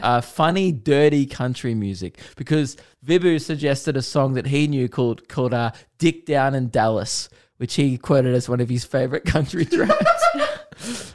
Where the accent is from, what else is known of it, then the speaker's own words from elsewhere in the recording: Melbourne, Victoria, Australia; biggest shows I've ever done in my hometown